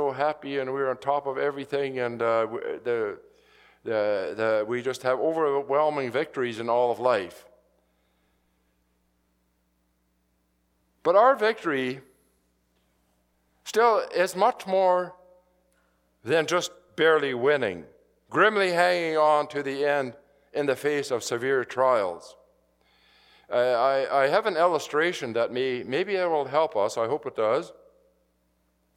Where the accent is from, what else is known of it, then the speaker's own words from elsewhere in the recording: Saskatchewan, Canada; moved away; I grew up in Saskatchewan